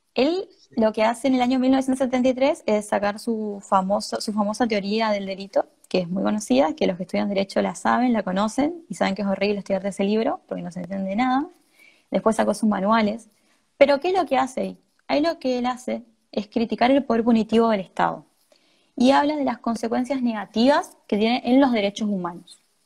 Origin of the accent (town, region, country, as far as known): Argentina